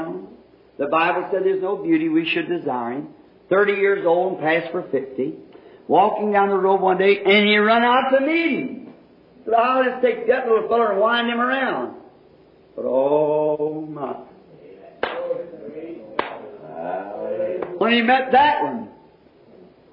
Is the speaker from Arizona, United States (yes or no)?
no; Kentucky, United States; moved away; I was from Kentucky